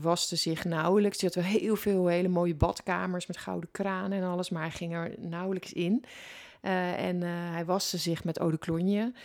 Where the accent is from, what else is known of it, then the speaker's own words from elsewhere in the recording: Netherlands; ons land